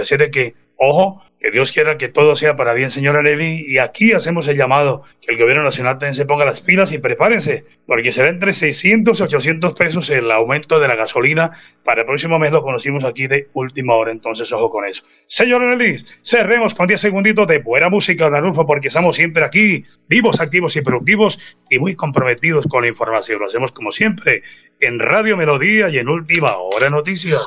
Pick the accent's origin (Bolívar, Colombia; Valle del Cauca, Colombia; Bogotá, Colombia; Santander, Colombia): Santander, Colombia; Páramo; nosotros venimos de Vereda, ya el páramo de la salud, provincia de Guarentina